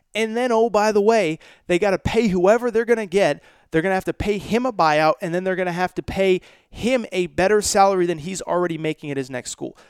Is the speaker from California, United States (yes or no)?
no; Connecticut, United States; I grew up in Connecticut.